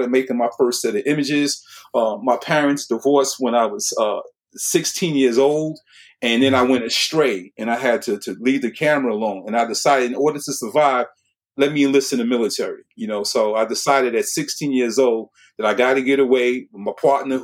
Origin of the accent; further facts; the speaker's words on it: New York City, New York, United States; I was born and raised in Brooklyn, New York in 1960